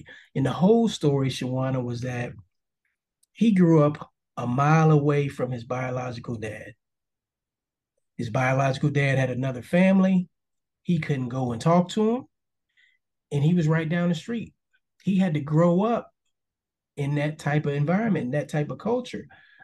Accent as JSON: {"language": "English", "town": "New York City", "region": "New York", "country": "United States", "tie": "born or raised there", "said": "I grew up in Harlem, first 10 years of my life"}